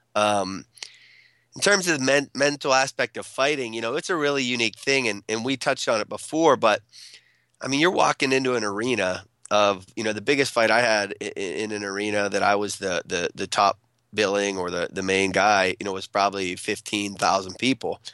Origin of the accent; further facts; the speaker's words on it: central Pennsylvania, United States; I went home back to central Pennsylvania